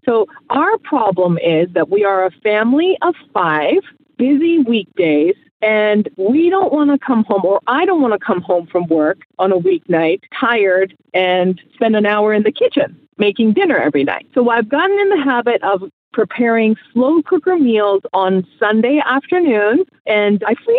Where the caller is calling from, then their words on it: Maryland, United States; I'm calling from Maryland, and I am here with my 8-year-old daughter.